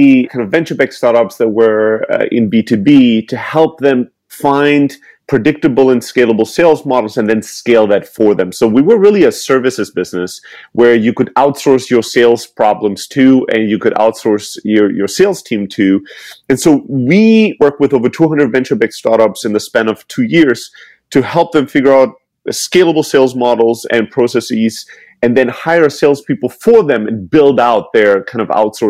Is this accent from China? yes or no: no; Germany; moved away; I'm originally from Greece, born and raised in Germany